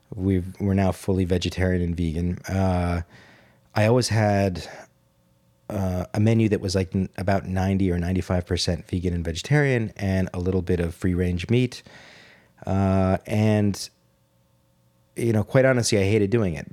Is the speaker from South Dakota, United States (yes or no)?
no; New York City, New York, United States; also born or lived in Rome, Italy; I grew up in New York City, uh, after a certain age